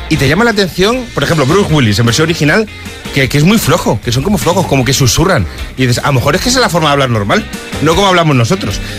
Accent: Spain; es fácil reconocer a los españoles porque no sé qué pasa, que salimos de España y no sabemos hacer colas

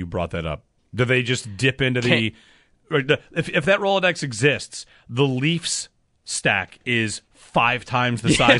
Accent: New York, United States; I mean, I'm from Central New York, and we live in Western New York.

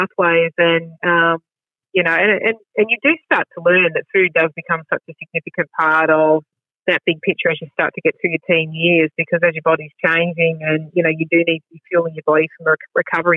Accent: Geelong, Victoria, Australia; Growing up, I grew up in Grovetown, which was a booming suburb sort of on the, sort of the Torquay side of Geelong.

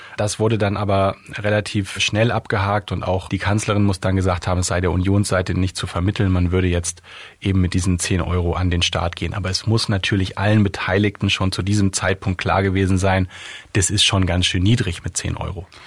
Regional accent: Germany; als Deutsche

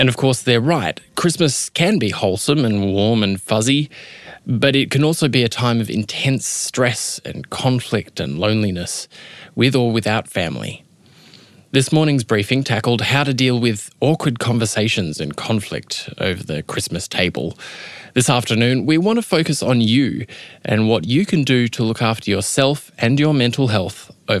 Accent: Adelaide, South Australia, Australia; moved away; I was back in my hometown of Adelaide

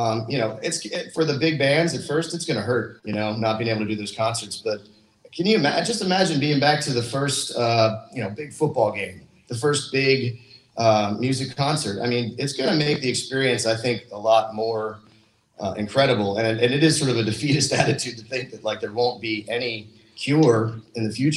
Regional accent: Doylestown, Pennsylvania, United States; I grew up in Doylestown, Pennsylvania

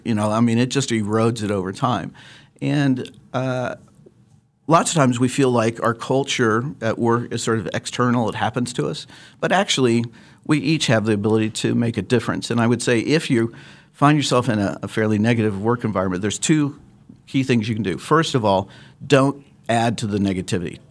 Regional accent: Lawrence, Kansas, United States; moved away as an adult; also born or lived in Chicago / Phoenix / Atlanta; now in Wichita, United States; I grew up in Lawrence, uh, and, uh, am a Jayhawk fan

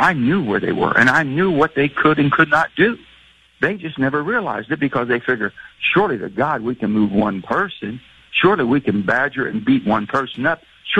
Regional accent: West Virginia, United States; I'm from West Virginia.

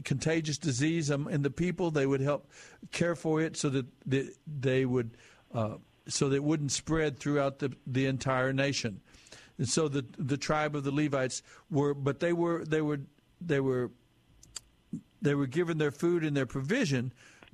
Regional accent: United States; my experience as an American citizen.

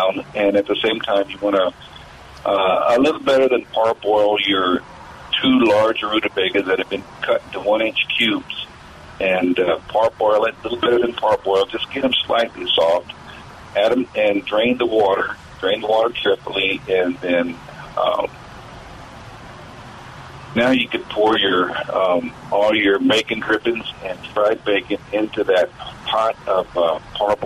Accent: the South, United States; Right here from the South.

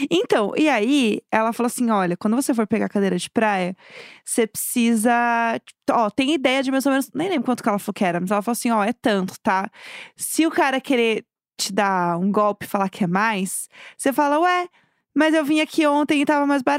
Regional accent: Rio Grande do Sul, Brazil; accent: gaúcho; Eu sinto que o meu sotaque, ele é um pouco gaúcho gaúcho.

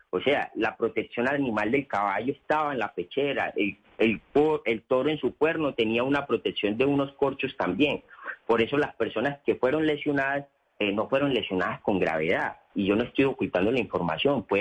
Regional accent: Antioquia, Colombia; Porque si bien nosotros somos un municipio antioqueño eh, que está en Antioquia, pero nosotros lindamos con la región sabanera.

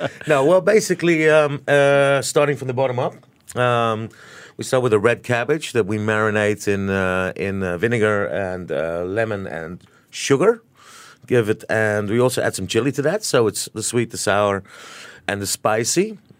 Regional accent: New Zealand; now in Singapore; I grew up in New Zealand myself

